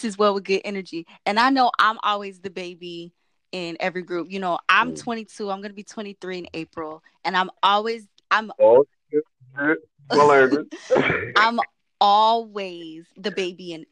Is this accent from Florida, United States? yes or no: yes; Merritt Island, Florida, United States; I was born and raised in Merritt Island, Florida